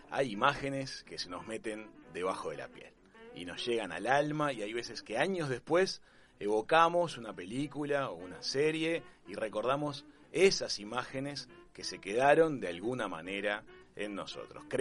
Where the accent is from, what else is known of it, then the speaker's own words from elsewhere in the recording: Argentina; yo soy argentina